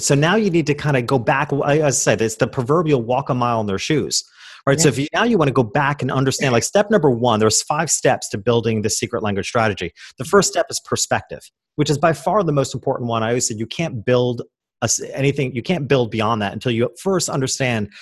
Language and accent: English; Hopewell Junction, New York, United States; I went back to my hometown, which was a small country town 2 hours north of New York City